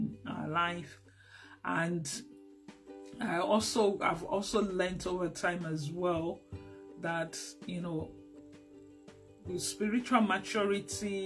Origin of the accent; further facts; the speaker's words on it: Lagos, Nigeria; also born or lived in Abeokuta; I grew up in Lagos, but I also grew up to understand my culture, which is Yoruba